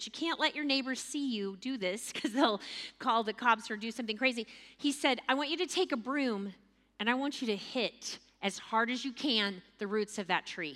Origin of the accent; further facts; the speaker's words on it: Texas, United States; as a Texan